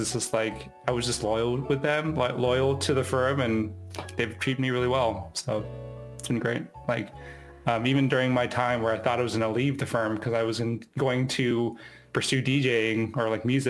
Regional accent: Roosevelt, United States; Like I was growing up in Roosevelt all the time.

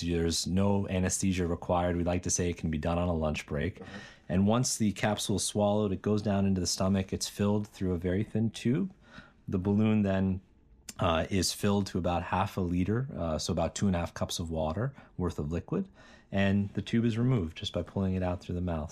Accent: Bethel Park, Pennsylvania, United States; moved away as an adult; also born or lived in Cambridge, Massachusetts; I grew up in Pittsburgh, Pennsylvania, a town called Bethel Park, and went to high school there

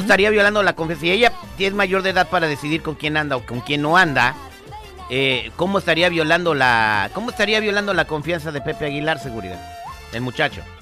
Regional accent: Morelia, Michoacán, Mexico; yo, soy, de Morelia, Michoacán.

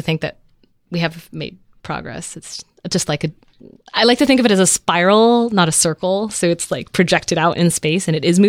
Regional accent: Netherlands; born there; They went to Germany. They went to Holland. I was born in Holland.

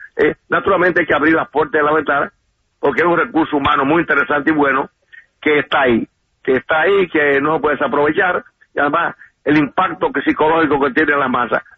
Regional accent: Dominican Republic; mi país

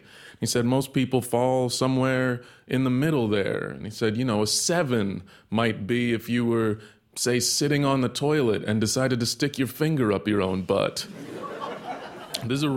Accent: Texas, United States; I grew up in Texas

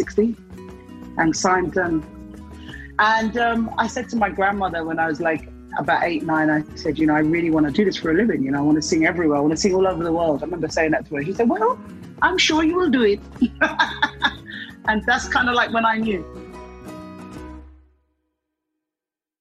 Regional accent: London, United Kingdom; I was born in London

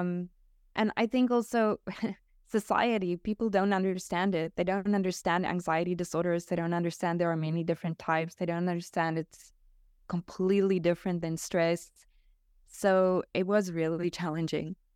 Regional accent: South Africa; now in Portugal; I'm natively South African, but we moved to Portugal.

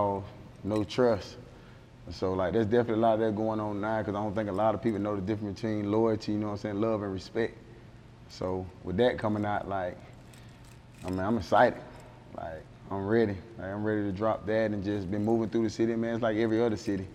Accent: Miami, Florida, United States; now in Atlanta, United States; I'm from Miami. Like, I'm from Liberty City, Scott Project. So that's like the heart of Miami. So like growing up in Scott Project

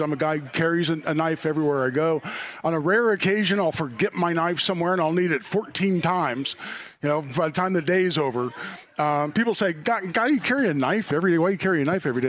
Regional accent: Indianapolis, Indiana, United States; I grew up in Indy

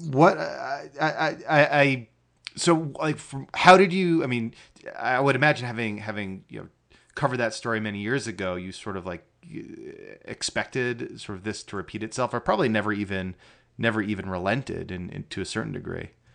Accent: Connecticut, United States; I'm American. I was born in, in Connecticut

